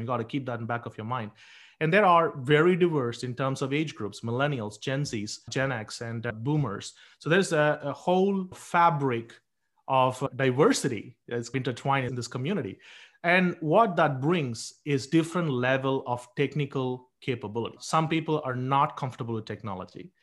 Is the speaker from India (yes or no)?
yes; India; moved away; I grew up in India